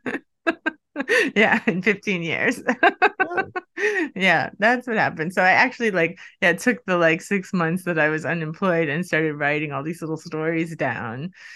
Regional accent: United States; now in Sweden; I'm from the U S

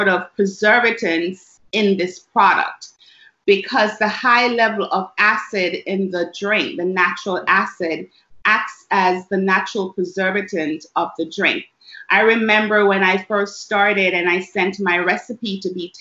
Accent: Jamaica; I'm from Jamaica, West Indies

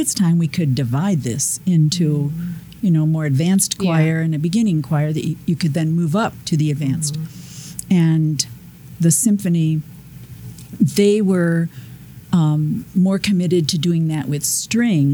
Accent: Western New York, United States; moved away as an adult; now in Columbus, United States; I'm from Western New York

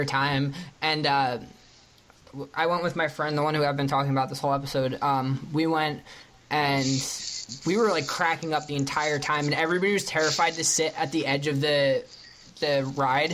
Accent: New York, United States; that's where we're from

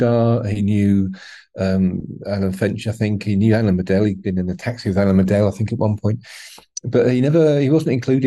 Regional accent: United Kingdom; being British

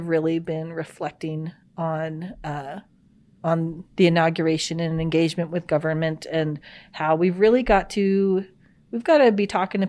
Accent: Arkansas, United States; And I grew up in Arkansas

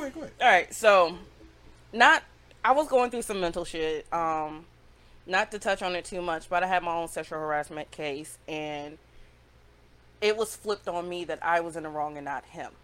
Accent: Greenwood, South Carolina, United States; moved away as an adult; I'm from upstate South Carolina. Yeah. Okay. Shout out to Greenwood. Okay. Like that's my hometown

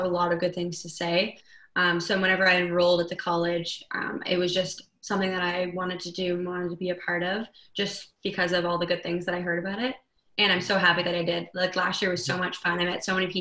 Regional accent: Pembroke, Ontario, Canada; I'm from a very small town. It's called Pembroke, Ontario

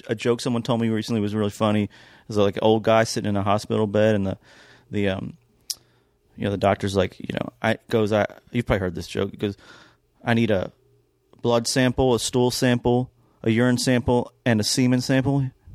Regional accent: Kentucky, United States; moved away; also born or lived in Georgia / New York; growing up in Kentucky

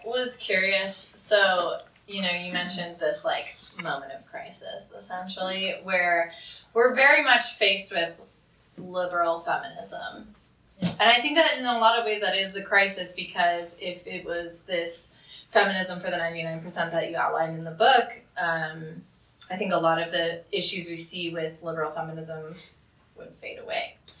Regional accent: Buffalo, New York, United States; I'm from Buffalo

